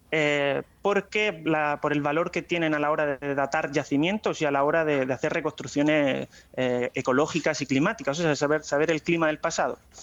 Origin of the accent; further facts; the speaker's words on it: Águilas, Region of Murcia, Spain; moved away as an adult; now in La Plata, Argentina; soy de Águilas